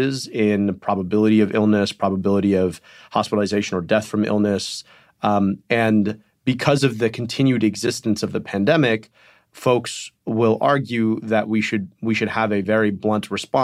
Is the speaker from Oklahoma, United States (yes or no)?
no; Michigan, United States; In Michigan, my home state